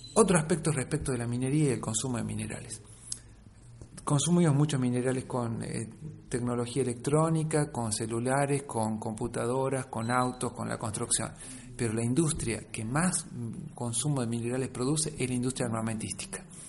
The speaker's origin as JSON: {"language": "Spanish", "region": "Catamarca", "country": "Argentina", "said": "yo vengo de la provincia de Catamarca, donde está este mega emprendimiento"}